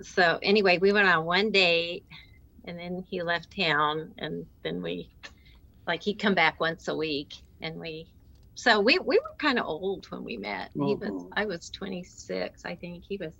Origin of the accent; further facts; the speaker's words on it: Atlanta, Georgia, United States; now in Kansas City, United States; We're from Atlanta.